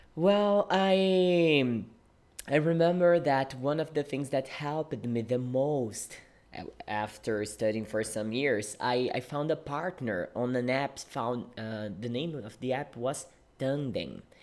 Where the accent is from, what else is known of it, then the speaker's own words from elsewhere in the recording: Brazil; English is a second language; I am a Brazilian English teacher. Yeah, I teach English and I live in Brazil